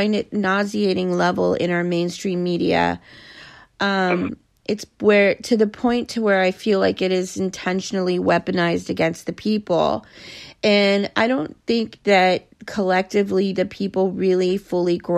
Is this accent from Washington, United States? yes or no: no; Los Angeles, California, United States; I grew up in Los Angeles school system